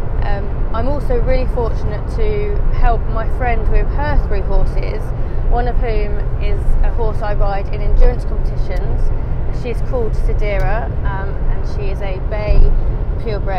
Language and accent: English; Crawley, South East England, United Kingdom; I'm from Crawley in the United Kingdom, that's in the south half of the country.